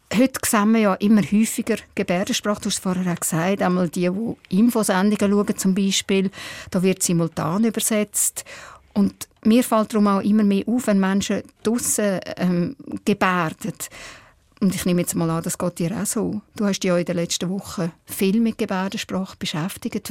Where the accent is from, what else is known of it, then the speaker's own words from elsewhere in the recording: Switzerland; bei uns in der Schweiz